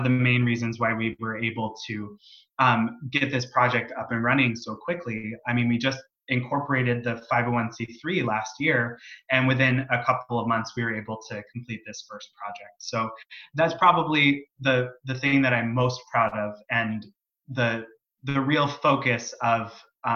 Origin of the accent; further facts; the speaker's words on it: San Diego, California, United States; I'm from San Diego